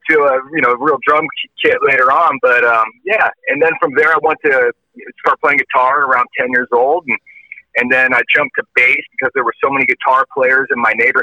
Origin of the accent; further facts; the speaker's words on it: San Jose, California, United States; I'm from San Jose, born and raised